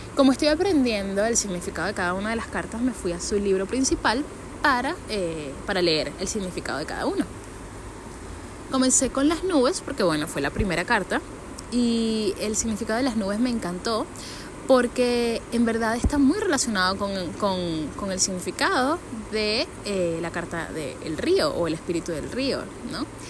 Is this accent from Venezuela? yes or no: yes; San Antonio de los Altos, Miranda, Venezuela; yo soy de San Antonio de los Altos